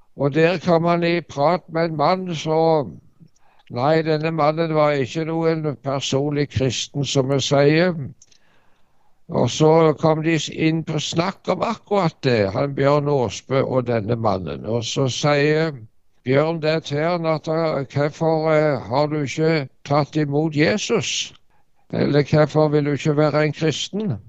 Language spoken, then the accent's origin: Norwegian; Varhaug, Rogaland, Norway; also born or lived in Dirdal; now in Ålgård, Norway; Ja, jeg er fra Varhaug. Jeg vokste opp på en bondekar der borte.